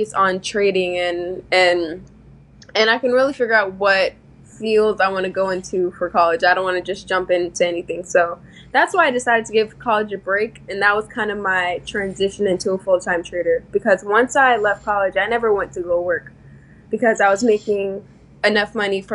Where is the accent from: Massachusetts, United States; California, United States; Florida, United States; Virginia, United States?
Florida, United States; Broward County; I'm from Broward County, Florida